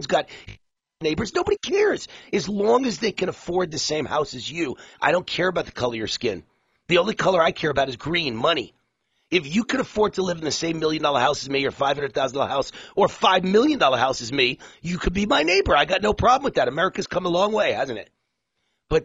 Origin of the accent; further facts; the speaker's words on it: New York, United States; As a New Yorker